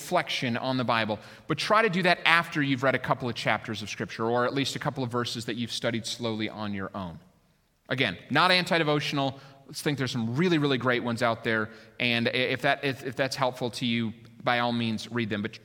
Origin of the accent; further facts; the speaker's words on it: Minneapolis, Minnesota, United States; moved away as an adult; also born or lived in Colorado / Lake Michigan area; I was born in Minnesota. I lived there for 22 years.